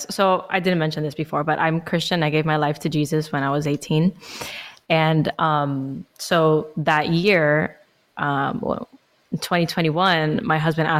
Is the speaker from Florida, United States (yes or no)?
yes; Miami, Florida, United States; I'm from Miami, born and raised, and I'm 25